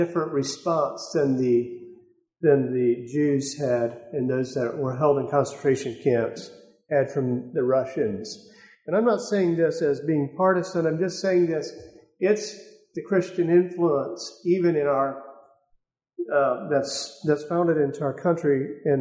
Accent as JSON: {"language": "English", "country": "United States", "said": "as American people"}